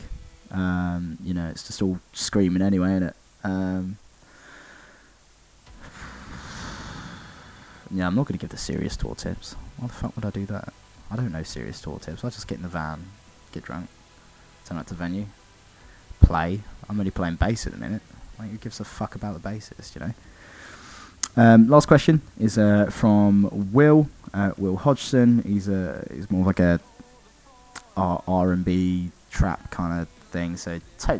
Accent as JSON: {"language": "English", "town": "Oxford", "region": "South East England", "country": "United Kingdom", "said": "we're from Oxford"}